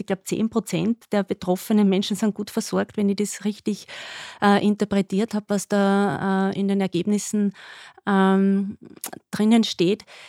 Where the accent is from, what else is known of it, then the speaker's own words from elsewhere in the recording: Upper Austria, Austria; also born or lived in Graz; ich komme aus Oberösterreich